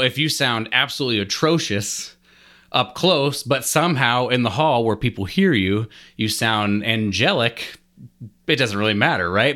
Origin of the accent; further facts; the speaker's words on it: Lincoln, Nebraska, United States; I'm from Lincoln, Nebraska